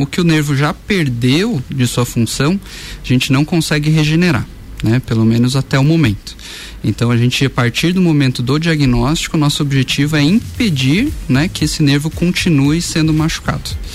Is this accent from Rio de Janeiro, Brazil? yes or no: no; Curitiba, Paraná, Brazil; moved away as an adult; now in Lages, Brazil; eu sou lá de Curitiba